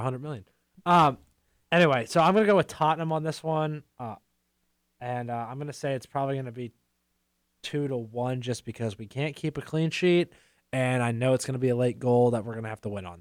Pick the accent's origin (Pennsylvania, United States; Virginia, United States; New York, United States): Pennsylvania, United States; moved away; I was home this past weekend, and I'm from Pennsylvania